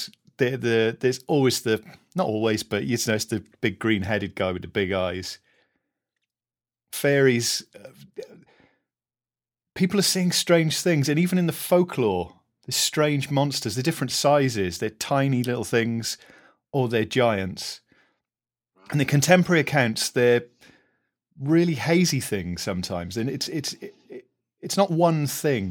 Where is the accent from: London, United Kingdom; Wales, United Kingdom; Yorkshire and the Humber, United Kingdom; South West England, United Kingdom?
Wales, United Kingdom; Caerleon; I grew up in Caerleon, where in Gwent, just over the Welsh border